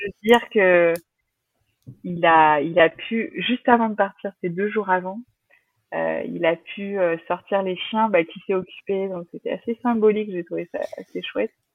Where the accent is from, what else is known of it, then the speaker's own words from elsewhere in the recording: La Rochelle, Nouvelle-Aquitaine, France; On est de La Rochelle